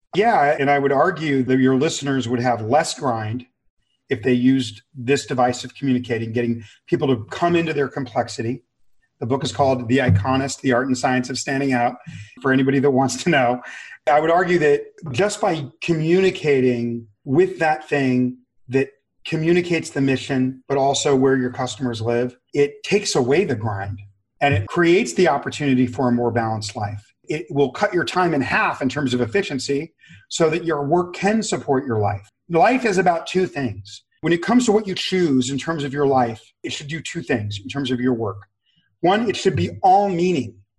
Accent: Los Angeles, California, United States; I grew up in severe abject poverty near downtown Los Angeles.

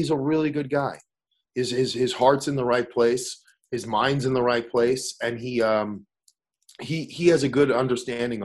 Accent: New York City, New York, United States; I'm from Staten Island. I grew up in Staten Island

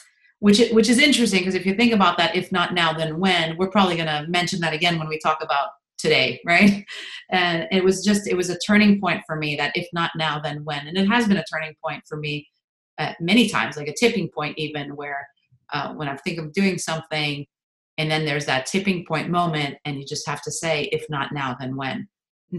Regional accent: Montreal, Quebec, Canada; moved away; I'm originally from Montreal

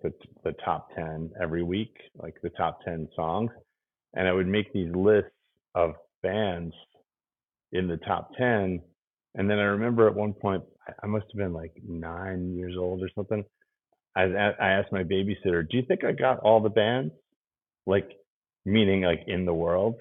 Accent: New Jersey, United States; moved away as an adult; also born or lived in New York City, New York / Schenectady area, New York / Yonkers, New York / Chicago, Illinois; now in Philadelphia, United States; I moved to New Jersey when I was 8.

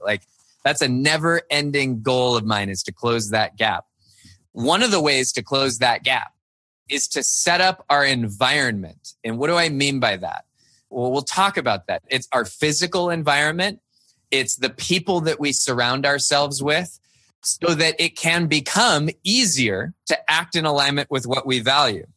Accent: Cupertino, California, United States; also born or lived in Virginia; now in Midwest, United States; I grew up in Cupertino, California

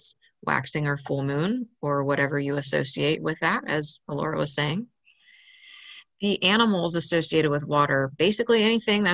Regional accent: Maryland, United States; moved away; I grew up in Maryland on the Chesapeake Bay

